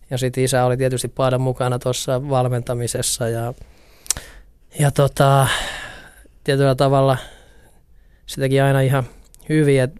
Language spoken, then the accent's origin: Finnish; Oulu, North Ostrobothnia, Finland; Mä tulin Oulusta IFK, siitäkin tuli jotenkin kauhean iso juttu